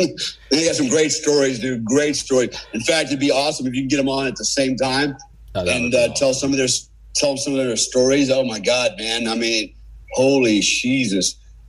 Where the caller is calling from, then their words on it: Bali, Indonesia; But so I'm calling you from Bali. What a cool place, right? I live here. It's paradise, literally.